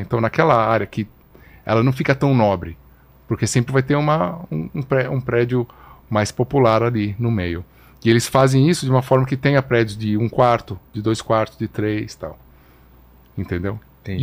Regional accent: São Paulo, Brazil; brasileiro que cresci em São Paulo

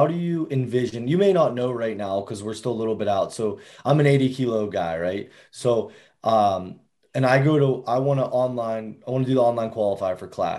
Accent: Pittsburgh, Pennsylvania, United States; we're all from Pittsburgh

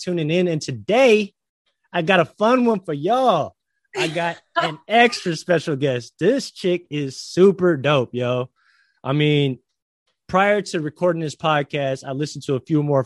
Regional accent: San Francisco, California, United States; moved away as an adult; now in Hawaii, United States; I'm from San Francisco

